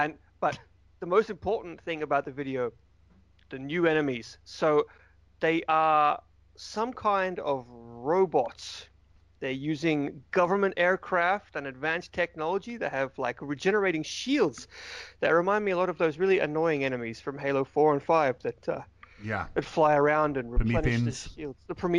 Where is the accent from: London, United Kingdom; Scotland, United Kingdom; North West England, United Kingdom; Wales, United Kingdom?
Wales, United Kingdom; I'm from Wales.